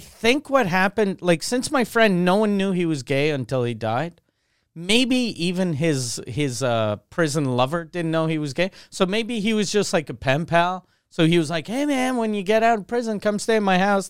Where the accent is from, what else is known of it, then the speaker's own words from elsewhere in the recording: Quebec City, Quebec, Canada; also born or lived in Montreal; since I grew up in Quebec City, we didn't have good bagels.